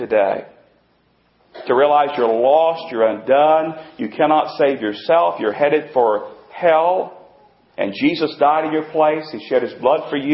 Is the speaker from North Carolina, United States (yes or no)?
yes; North Carolina, United States; I was born in North Carolina. I was raised in North Carolina